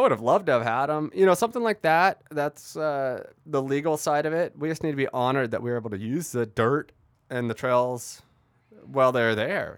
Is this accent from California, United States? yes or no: yes; Irvine, California, United States; also born or lived in Redding, California; I grew up in Irvine, nice planned community